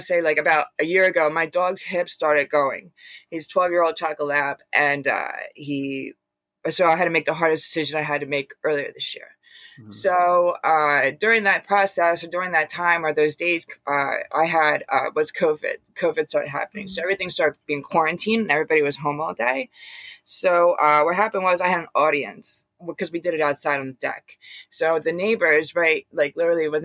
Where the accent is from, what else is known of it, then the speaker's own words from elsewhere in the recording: Bucks County, Pennsylvania, United States; moved away as an adult; now in New Jersey, United States; I'm originally from Bucks County, Pennsylvania